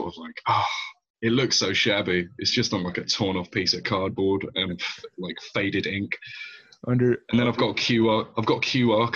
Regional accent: London, United Kingdom; I was born and raised in London my whole time, man. I could never really claim myself to be a Portuguese national, only by heritage

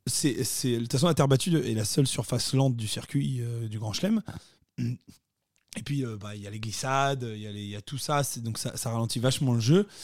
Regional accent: France; nous sommes français.

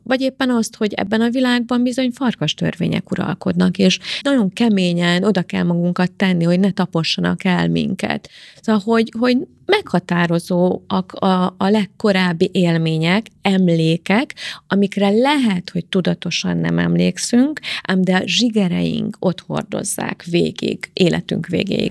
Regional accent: Szentendre, Pest, Hungary; also born or lived in Karcag, Hungary / Germany; elköltöztünk tíz éves koromba Karcagról Szentendrére

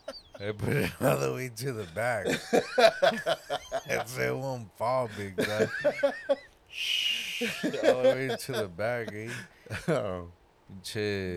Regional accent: California, United States; I'm from California.

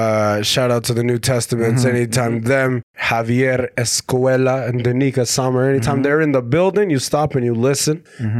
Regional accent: Alberta, Canada

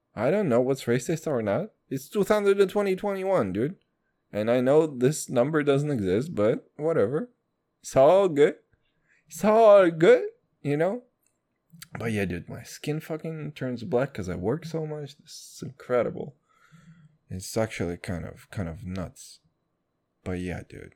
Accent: Kazakhstan; moved away; When people ask me where I'm from, and I say, "From Kazakhstan

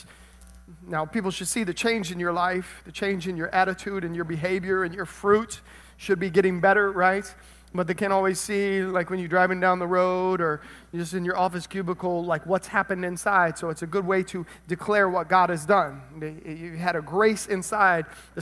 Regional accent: Tennessee, United States; now in South Florida, United States; I was born in Tennessee.

